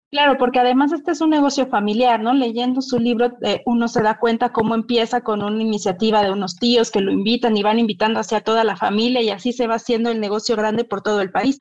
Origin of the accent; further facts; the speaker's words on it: Mexico; como mexicanos